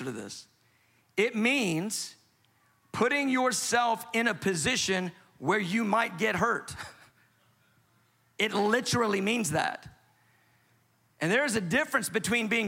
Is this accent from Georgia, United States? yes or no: yes; Atlanta, Georgia, United States; I'm from Atlanta. We say amen in Atlanta.